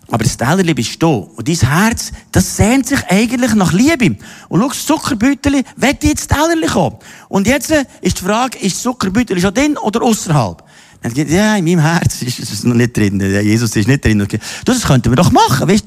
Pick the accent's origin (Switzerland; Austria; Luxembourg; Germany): Austria; Ich bin in Österreich im Katholischen aufgewachsen